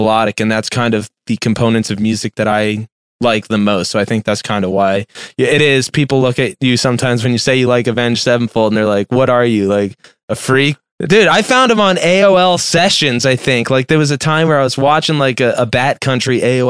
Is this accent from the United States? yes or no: yes; Lehigh Valley, Pennsylvania, United States; also born or lived in Philadelphia / North Carolina; I'm from the Lehigh Valley, which is about an hour outside of Philly